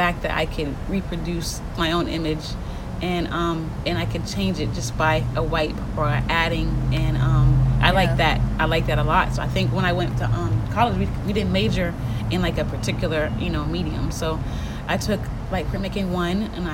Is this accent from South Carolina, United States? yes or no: yes; Charleston, South Carolina, United States; also born or lived in Atlanta, Georgia / Boston, Massachusetts / Brooklyn, New York / Hoboken, New Jersey; now in Savannah, United States; I'm from Charleston, South Carolina